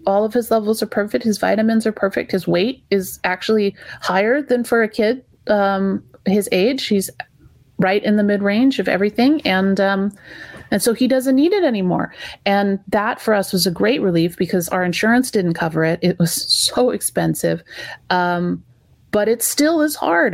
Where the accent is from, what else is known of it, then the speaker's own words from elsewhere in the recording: California, United States; we're California parents. We came from California parents who came from California parents